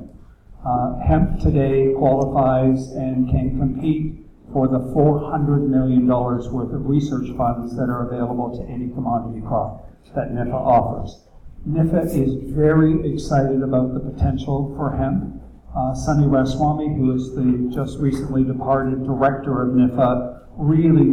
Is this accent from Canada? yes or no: yes; Canada; moved away as an adult; now in Berks County, Pennsylvania, United States; I was born in Canada